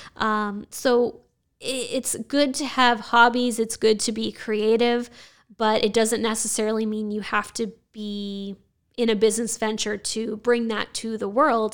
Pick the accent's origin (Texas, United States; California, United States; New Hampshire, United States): New Hampshire, United States; Nashua; I was born and raised in Nashua